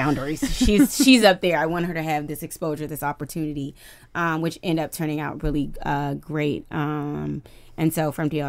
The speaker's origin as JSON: {"language": "English", "town": "Washington", "region": "District of Columbia", "country": "United States", "tie": "born or raised there", "said": "Yeah, I grew up. I grew up uptown, Washington D.C."}